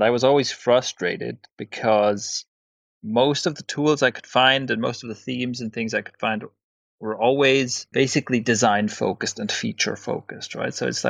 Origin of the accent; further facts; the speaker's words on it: Switzerland; So I grew up in Switzerland, but I have parents of Irish heritage on the one side and Italian heritage on the other side, so quite a mixed bag there.